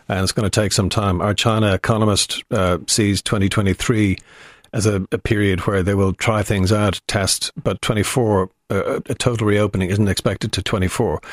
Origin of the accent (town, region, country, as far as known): Ireland